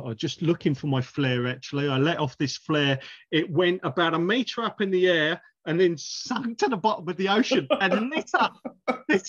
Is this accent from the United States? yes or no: no; United Kingdom; moved away as an adult; now in New Zealand; I go into a church in my hometown in the UK